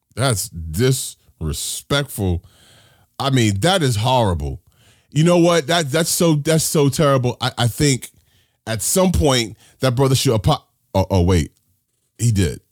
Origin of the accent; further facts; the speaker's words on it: New York City, New York, United States; I grew up here in New York City.